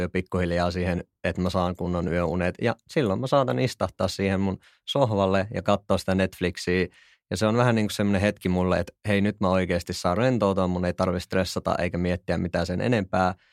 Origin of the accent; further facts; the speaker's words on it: Kuopio, North Savo, Finland; moved away as an adult; now in Helsinki, Finland; mä oon siis Kuopiosta alun perin